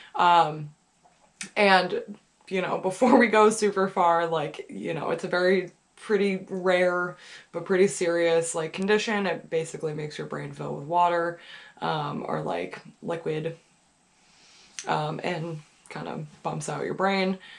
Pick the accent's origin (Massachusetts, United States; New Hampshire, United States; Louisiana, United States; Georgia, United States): New Hampshire, United States; I'm from New Hampshire, I'm from New England.